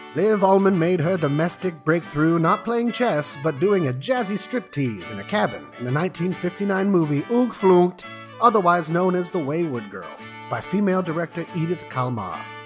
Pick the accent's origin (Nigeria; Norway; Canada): Norway; Molde, Møre og Romsdal; now in Sweden; the only movie ever filmed in my hometown of Mold.